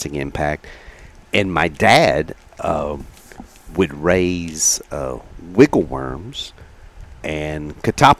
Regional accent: Gladewater, Texas, United States; moved away; also born or lived in Gilmer, Texas; growing up in Gladewater

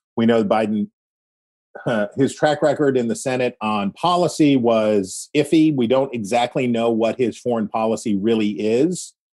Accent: West Virginia, United States; I am not a southerner. I am from West Virginia.

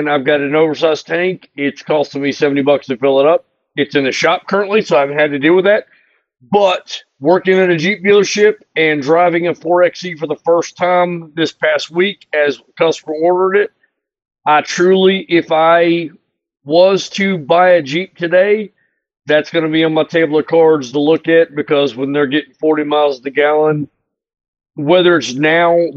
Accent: Charlotte, North Carolina, United States; Charlotte, North Carolina.

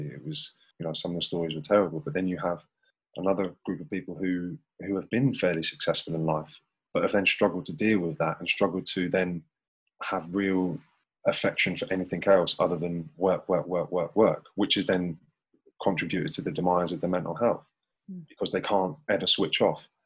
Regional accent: St Ives, United Kingdom; I'm a kid from St Ives

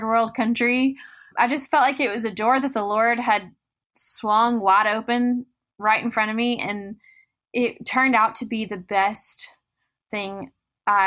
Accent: Goodlettsville, Tennessee, United States; I grew up in Nashville, Tennessee, a little bit north of the city in a town called Goodlettsville

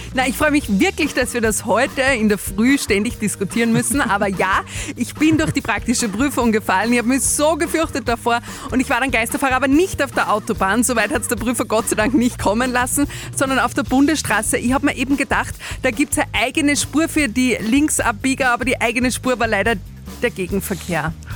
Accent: Stadl-Paura, Upper Austria, Austria; bei uns in Stadelpaura

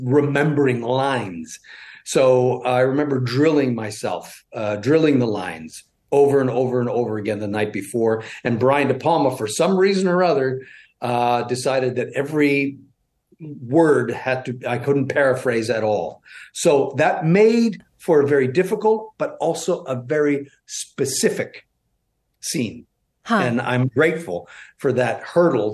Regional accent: Toronto, Ontario, Canada; I'm from West Toronto.

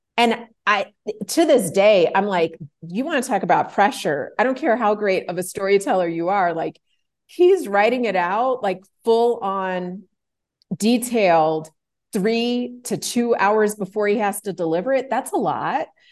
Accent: Chicago, Illinois, United States; I grew up in Chicago, Illinois, in the United States

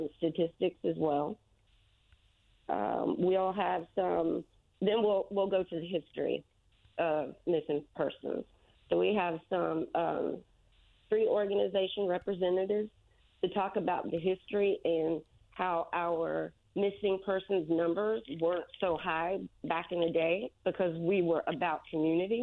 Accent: Florida, United States; moved away as an adult; now in Indianapolis, United States; I'm from Florida. Mm-hmm. I came up to Indianapolis 3 years ago

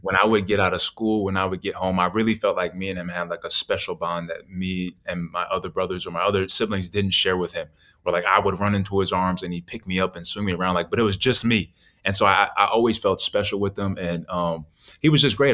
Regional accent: New York City, New York, United States; moved away; also born or lived in Naples, Florida; growing up in New York wasn't bad. It, it wasn't until I moved from New York to Naples, Florida

